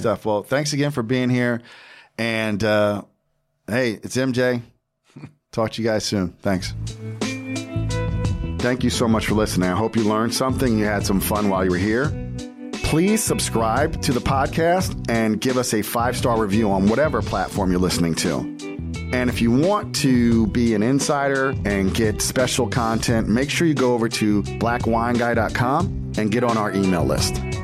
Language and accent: English; Jersey Shore, New Jersey, United States; I'm from the Jersey Shore